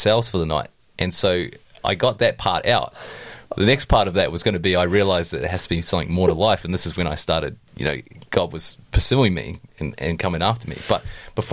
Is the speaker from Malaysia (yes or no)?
no; New Zealand; I grew up in Tiana